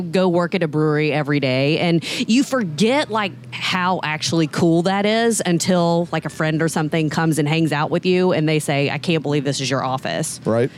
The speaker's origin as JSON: {"language": "English", "region": "Georgia", "country": "United States", "tie": "born or raised there", "said": "I grew up in Georgia. I went to the University of Georgia."}